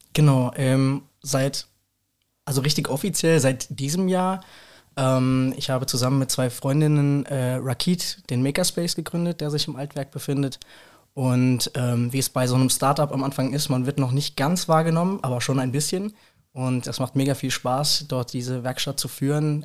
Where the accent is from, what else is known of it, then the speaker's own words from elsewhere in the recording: Rüsselsheim, Hesse, Germany; ich bin in Rüsselsheim groß geworden komplett